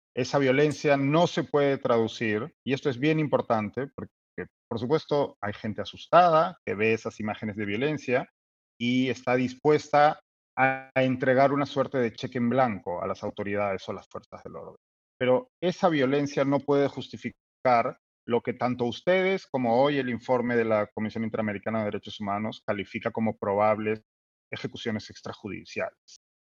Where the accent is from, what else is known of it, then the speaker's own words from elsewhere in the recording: Peru; Es hoy un particular miércoles en nuestro país